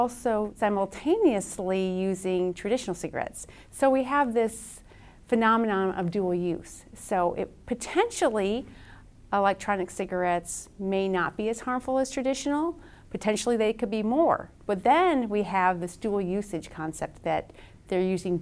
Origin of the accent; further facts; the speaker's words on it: Wisconsin, United States; now in Lexington, United States; I'm originally from Wisconsin